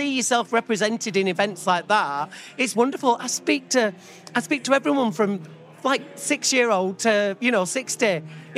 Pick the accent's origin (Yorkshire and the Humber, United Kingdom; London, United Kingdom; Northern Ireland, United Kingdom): Yorkshire and the Humber, United Kingdom; Keighley; Keighley Pride next week, which they're a wonderful committee. They've got so much heart. To see that in my hometown, they're raising an LGBTQ plus flag outside the town hall, it made me so emotional, because it wasn't the easiest thing growing up in that place.